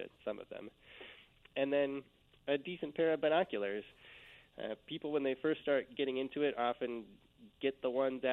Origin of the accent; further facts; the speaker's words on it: Eugene, Oregon, United States; Just outside of Eugene, Oregon